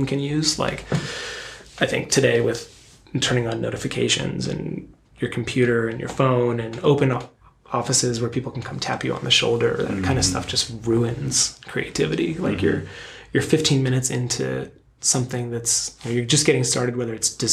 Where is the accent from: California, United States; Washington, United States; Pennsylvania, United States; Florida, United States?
Pennsylvania, United States; outside of Philadelphia; now in West Coast, United States; I grew up outside of Philadelphia